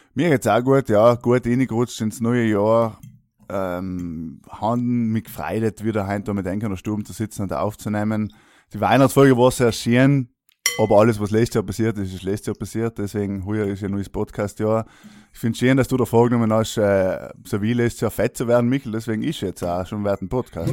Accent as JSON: {"language": "German", "area": "South Tyrol", "region": "Trentino-Alto Adige", "country": "Italy", "said": "als Südtiroler lernt man auch so die klassischen Kartenspiele"}